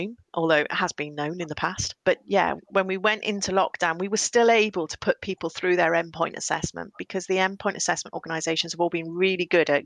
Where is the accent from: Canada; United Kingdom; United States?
United Kingdom; Welsh, Wales; I am Welsh